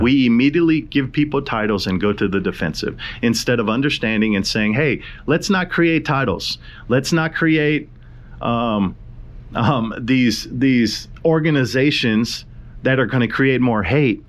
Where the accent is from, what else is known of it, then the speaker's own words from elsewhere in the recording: Hawaii, United States; I'm from Hawaii